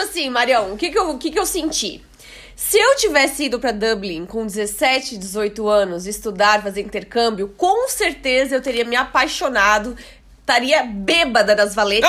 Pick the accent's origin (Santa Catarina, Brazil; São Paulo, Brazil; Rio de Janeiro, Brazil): Santa Catarina, Brazil; Blumenau; Eu sou de Blumenau